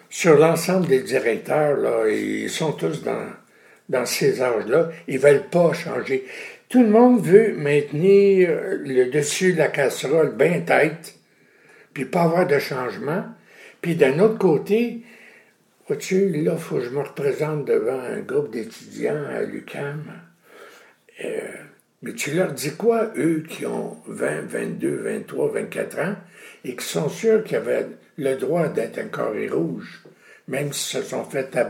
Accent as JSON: {"language": "French", "region": "Quebec", "country": "Canada", "said": "en tant que Québécoise, Américaine, ou dans tout le pays où je suis allé dernièrement"}